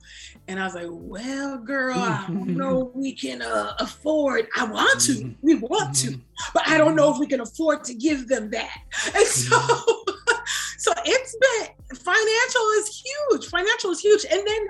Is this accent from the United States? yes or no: no; Nigeria; And maybe that's just because I'm like Nigerian and I don't know.